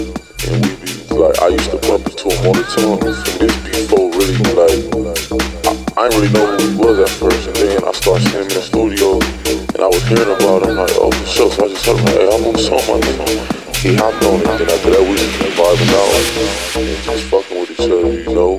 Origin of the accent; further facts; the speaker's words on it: Compton, California, United States; He from LA, I'm from Compton. It's like LA though.